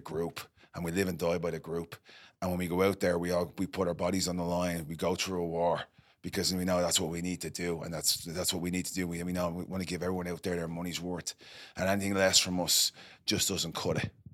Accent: Ireland; moved away; I'm from Ireland

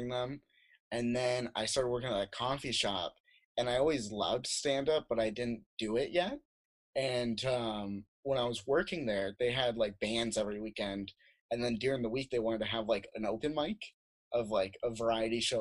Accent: Phoenix, Arizona, United States; also born or lived in South Dakota; I was born in South Dakota, and I lived in South Dakota until I was 10, and then I moved to Phoenix for like most of my life

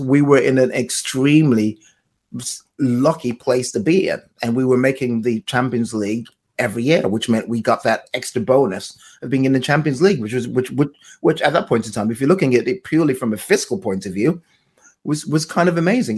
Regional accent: London, United Kingdom; this is my hometown

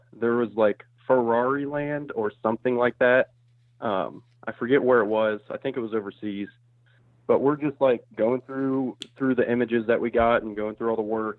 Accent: Springfield, Ohio, United States; moved away as an adult; now in Dayton, United States; I am from Springfield, Ohio, which is between Dayton, Ohio and Columbus

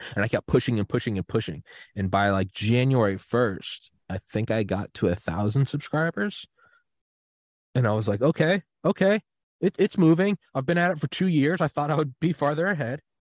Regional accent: New England, United States; I am from New England, and I was like eleven

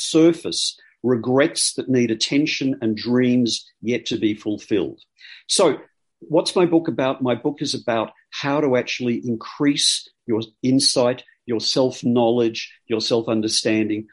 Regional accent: Australia; I'm Australian

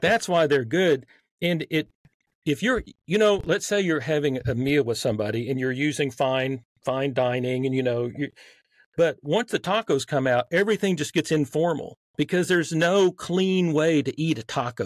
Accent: Texas, United States; accent: Southern; I grew up in Texas

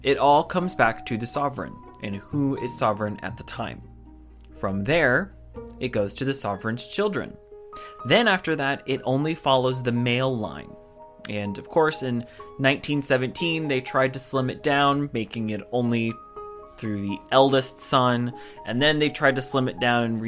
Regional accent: United States; I'm an American

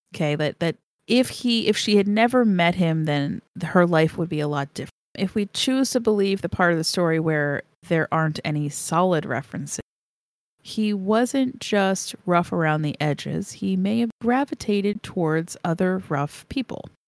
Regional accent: Pennsylvania, United States; those of us who are born and raised here

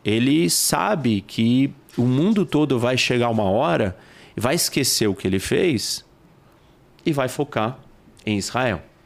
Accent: Brazil; Nós somos brasileiros

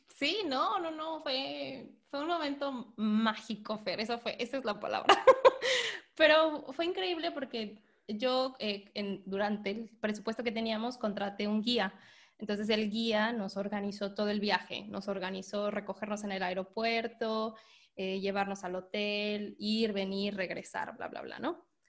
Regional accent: Morelia, Michoacán, Mexico; Yo soy de Morelia, entonces me, lo llevé a todo, todo Michoacán. O sea, yo primero le dije, tienes que conocer mi lugar, mi tierra, donde yo nací

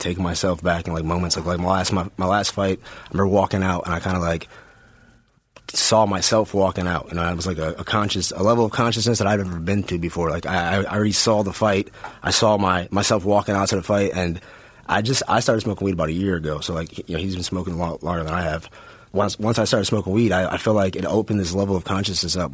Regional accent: Milwaukee, Wisconsin, United States; I'm a kid from Milwaukee, Wisconsin

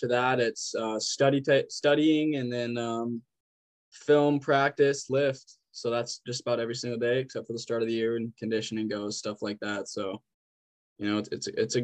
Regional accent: Lolo, Montana, United States; born or raised there; moved away as an adult; also born or lived in Missoula, Montana; now in Havre, United States

